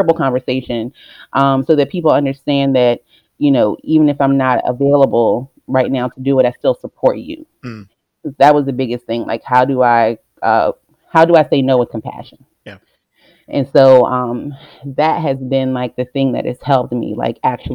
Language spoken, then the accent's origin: English; Richmond, United States; I'm born and raised in Richmond. I'm a Richmond girl. I've been here majority of my life